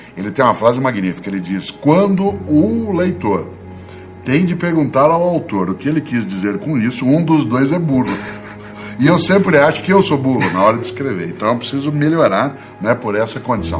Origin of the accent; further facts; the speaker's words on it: Londrina, Paraná, Brazil; now in São Paulo, Brazil; eu sou de Londrina, no Paraná, como você sabe, embora eu more né, na capital paulista há bastante tempo